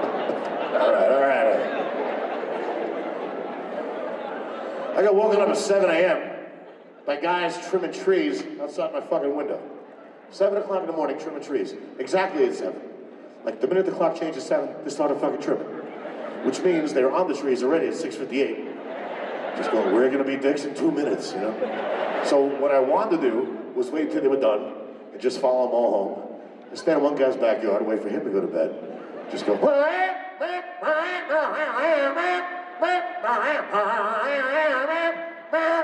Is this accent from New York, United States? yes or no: yes; New York, United States; now in California, United States; I'm from New York. I live in California, only 4 hours away